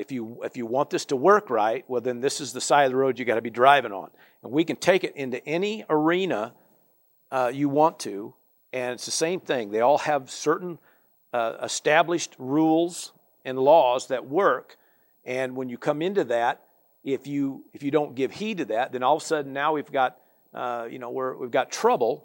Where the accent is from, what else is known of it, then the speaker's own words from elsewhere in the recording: United States; I from America